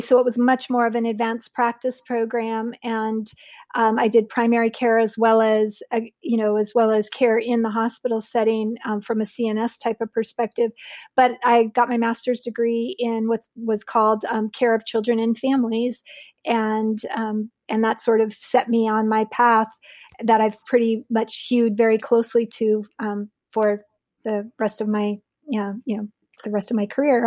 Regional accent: Southern California, United States; Loma Linda University is not very far from the town that I grew up in southern in Southern California

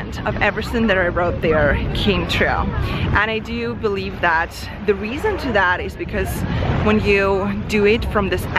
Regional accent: Ukraine; English is a second language; moved away; a girl who was born in Eastern Europe. I come from Ukraine. I was just an immigrant girl who didn't speak the language.

